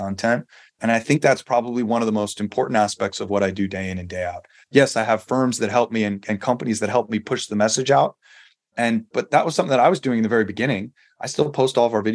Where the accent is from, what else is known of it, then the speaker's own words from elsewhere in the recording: New York, United States; moved away as an adult; also born or lived in San Diego; now in Las Vegas, United States; I grew up in New York